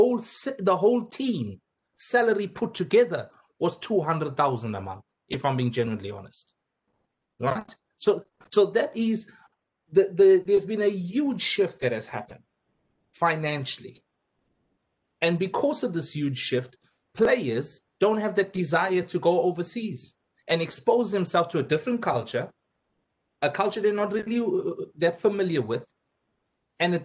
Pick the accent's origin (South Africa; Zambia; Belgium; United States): South Africa; moved away as an adult; now in England, United Kingdom; I live now as a South African living in England